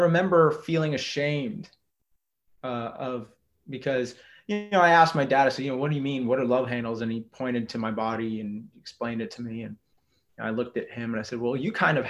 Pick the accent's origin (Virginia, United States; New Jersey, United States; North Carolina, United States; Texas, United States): Texas, United States; I grew up in Texas, I'm a seventh generation Texan